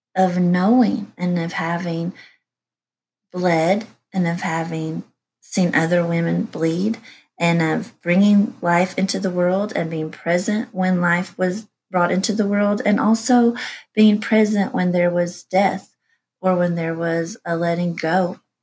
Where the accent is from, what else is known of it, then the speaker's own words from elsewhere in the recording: East Tennessee, United States; I was raised in the Baptist church and I went to a small Christian school in East Tennessee